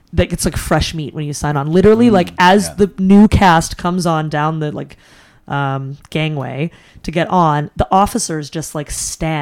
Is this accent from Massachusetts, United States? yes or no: yes; Boston, Massachusetts, United States; moved away as an adult; I'm from Boston